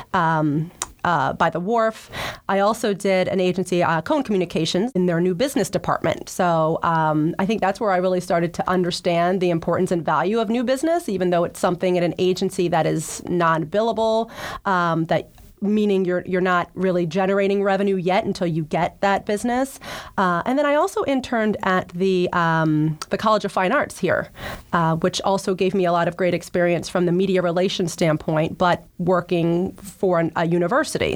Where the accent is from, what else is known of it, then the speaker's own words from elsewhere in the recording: New Jersey, United States; moved away as an adult; also born or lived in New York; now in Boston, United States; I grew up in New Jersey, was much closer to Philly